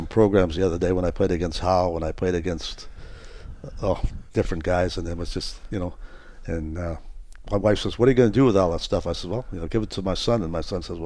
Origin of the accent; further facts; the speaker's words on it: Winnipeg, Manitoba, Canada; now in Fort Wayne, United States; grew up in Winnipeg